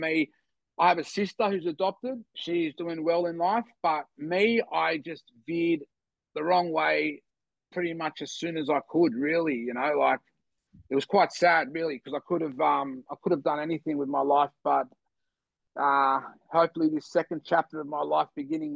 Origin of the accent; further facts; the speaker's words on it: Sydney, New South Wales, Australia; also born or lived in Bogota, Colombia; I grew up in the Eastern Beaches, the city Woolloomooloo was never very far away